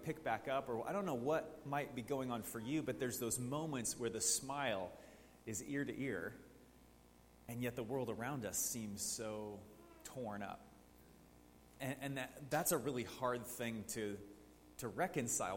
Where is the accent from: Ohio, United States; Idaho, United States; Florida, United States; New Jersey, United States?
Idaho, United States; Coeur d'Alene; I grew up in Coeur d'Alene, so I remember the Aryan Nation marches downtown.